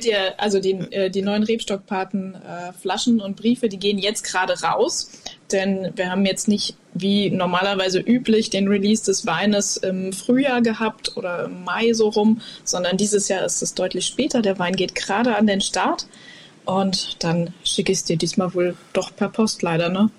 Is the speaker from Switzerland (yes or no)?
no; Koblenz, Rhineland-Palatinate, Germany; ich bin ja in Koblenz aufgewachsen und quasi am Mittelrhein groß geworden